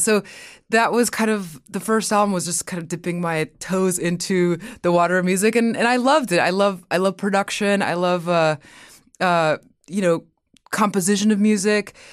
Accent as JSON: {"language": "English", "area": "Inland Empire", "region": "California", "country": "United States", "tie": "born or raised there", "also_born_or_lived": "Mexico", "said": "I was born in Mexico, and then when we moved to America, we, my family lived in the Inland Empire"}